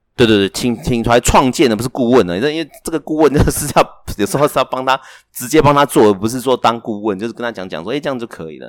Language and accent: Chinese; Taiwan; 我们台湾人比较容易创业